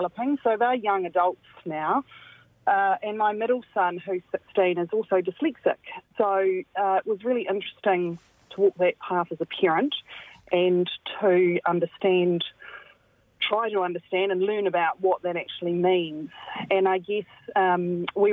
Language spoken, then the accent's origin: English; central Hawke's Bay, New Zealand; I grew up in very rural New Zealand, in central Hawke's Bay. So I'm a Hawke's Bay born and bred local